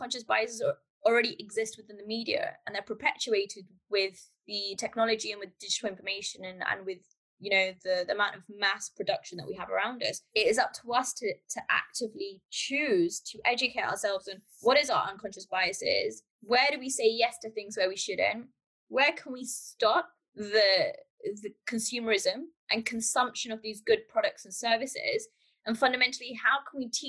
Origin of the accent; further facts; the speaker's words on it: United Kingdom; I'm from the UK, but culturally and my heritage is from Pakistan. So I've been raised in the UK